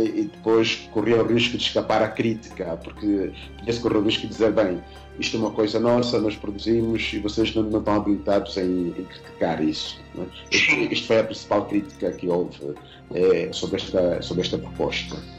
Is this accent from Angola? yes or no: yes; Angola; moved away as an adult; also born or lived in Mozambique / Portugal / Spain / Germany; now in Bayreuth, Germany; eu sou angolano, como sabes, e um, quando tinha 18, 19 anos saí de Angola